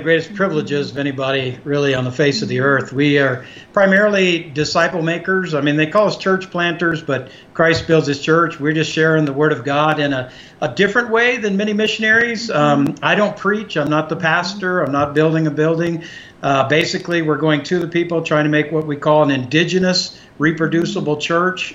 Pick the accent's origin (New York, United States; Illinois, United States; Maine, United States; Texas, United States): Texas, United States; we grew up in Texas